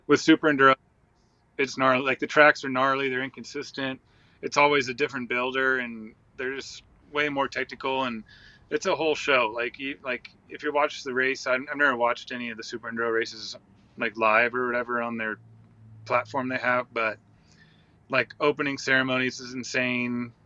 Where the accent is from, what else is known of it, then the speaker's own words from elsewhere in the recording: Santa Cruz, California, United States; I grew up in like Santa Cruz, between Santa Cruz, California, and Monterey